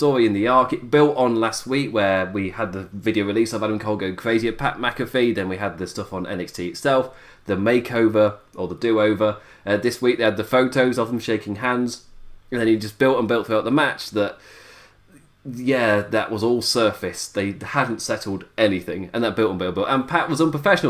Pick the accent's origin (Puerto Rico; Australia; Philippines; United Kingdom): United Kingdom; my UK shores